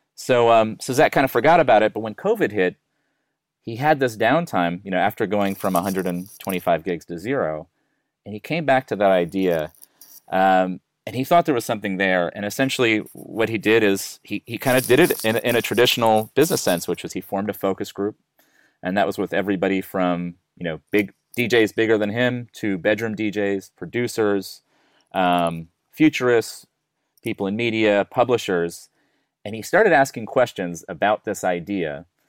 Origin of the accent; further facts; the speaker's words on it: United States; accent: American; now in Melbourne, Australia; I'm an American